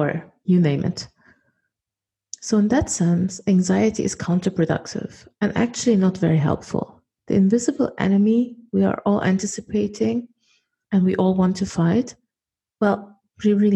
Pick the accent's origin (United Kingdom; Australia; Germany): Germany; moved away; I was born and raised in Germany and I'm a German national